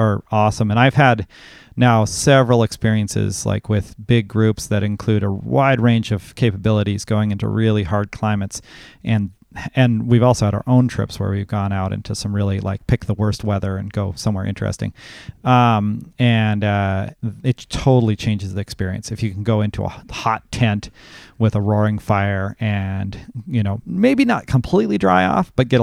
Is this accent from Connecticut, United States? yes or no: no; Seldovia, Alaska, United States; We live in Soldovia. I grew up in Soldovia, and we moved back here in 2008